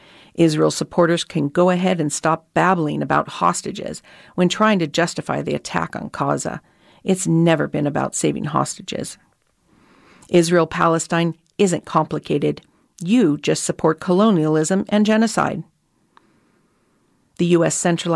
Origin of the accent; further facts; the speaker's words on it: Australia; But I've also got a personal stake in it as an Australian.